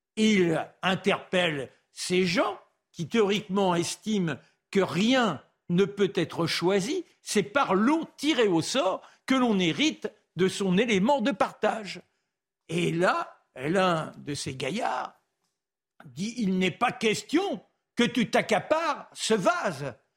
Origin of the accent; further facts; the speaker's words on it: France; je suis français